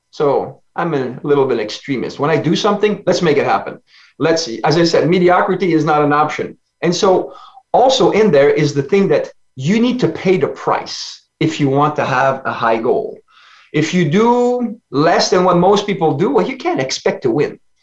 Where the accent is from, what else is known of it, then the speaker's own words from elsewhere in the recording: Ontario, Canada; accent: French; English is a second language; home is Ontario, Canada. I'm a French Canadian